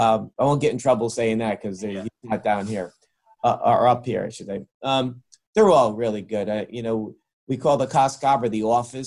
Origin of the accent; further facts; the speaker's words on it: Greenwich, Connecticut, United States; here in my hometown of Greenwich